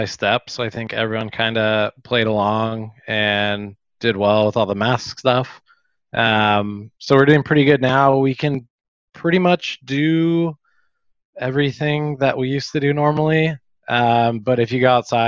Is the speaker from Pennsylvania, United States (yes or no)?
no; Sacramento, California, United States; moved away as an adult; also born or lived in Chico, California / San Diego, California; now in Malaga, Spain; I grew up in Sacramento